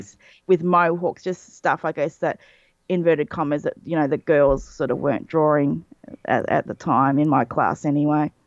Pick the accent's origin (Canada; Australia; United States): Australia; being Australian, I grew up on a diet of U K and U S cartoons